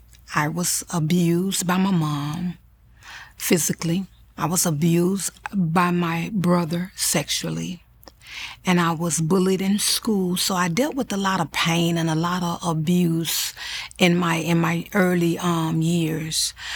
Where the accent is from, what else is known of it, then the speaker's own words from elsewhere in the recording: Florida, United States; I'm a mother of 3 children, born and raised in Florida. I reside now in Fort Lauderdale, Florida